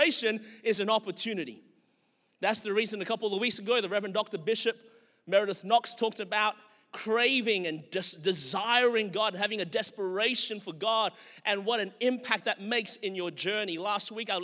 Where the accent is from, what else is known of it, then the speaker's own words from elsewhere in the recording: Melbourne, Victoria, Australia; now in Anderson, United States; I was born and raised in Melbourne, Australia. That's the reason my voice is this way.